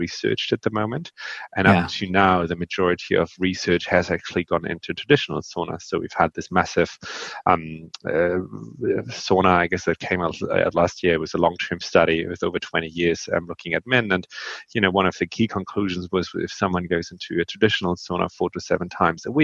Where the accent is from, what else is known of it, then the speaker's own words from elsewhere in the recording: Northern Germany, Germany; I grew up in Northern Germany.